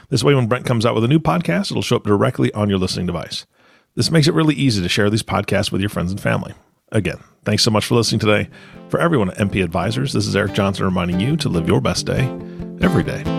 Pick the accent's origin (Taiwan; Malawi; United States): Taiwan; Taipei; born there; I was born in Taipei, Taiwan. And when I was a kid, you know, if a teacher, one of my teachers found out, the inevitable question would always be, oh, do you have Made in Taiwan on your foot?